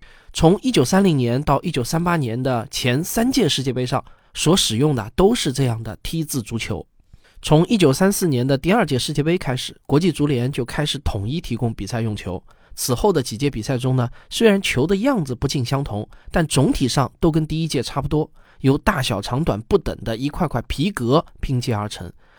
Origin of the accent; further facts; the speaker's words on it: China; 但是我们中国人都知道